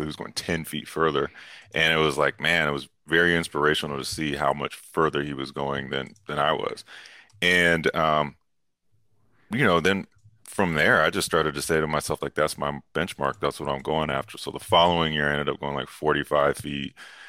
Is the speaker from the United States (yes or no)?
yes; California, United States; also born or lived in New York; I lived in New York, so I'm allowed to, like, say this as a Californian.